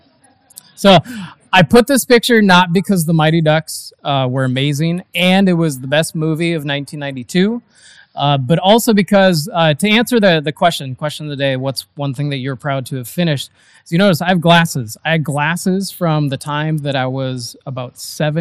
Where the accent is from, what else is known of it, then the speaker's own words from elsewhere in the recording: Eau Claire, Wisconsin, United States; I grew up in the Eau Claire, Wisconsin area